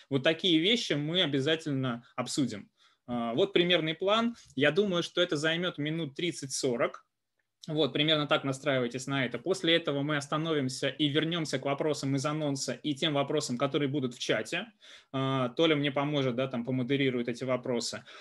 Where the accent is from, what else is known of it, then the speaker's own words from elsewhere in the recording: Kursk, Kursk Oblast, Russia; moved away as an adult; also born or lived in Moscow; я родом из Курска, есть такой прекрасный город э, в э, России